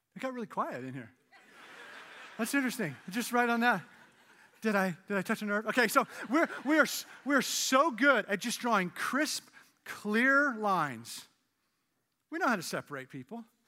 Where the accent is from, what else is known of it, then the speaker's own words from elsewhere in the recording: Canada; moved away as an adult; now in United States; I'm Canadian, and in two thousand four, I got my, my green card